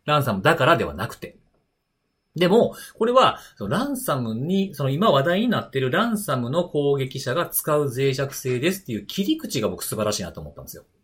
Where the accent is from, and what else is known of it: Osaka, Japan; born or raised there